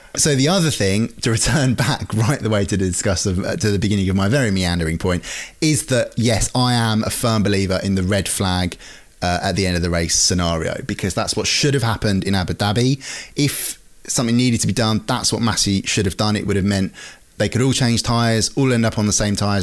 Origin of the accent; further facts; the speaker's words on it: United Kingdom; we're British